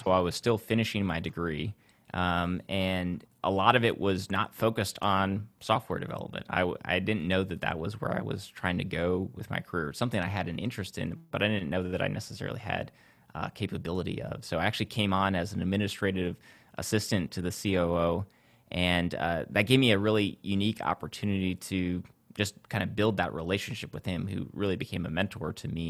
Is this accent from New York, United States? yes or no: no; south of Lansing, Central Michigan, United States; Central Michigan, south of Lansing is where I grew up.